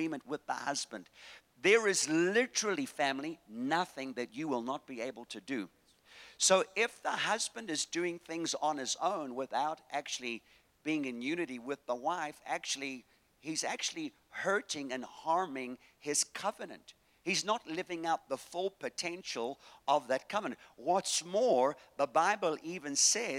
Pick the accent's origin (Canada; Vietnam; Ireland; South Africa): South Africa; Durban, KwaZulu-Natal; moved away; I'm from Durban, the place where God lives.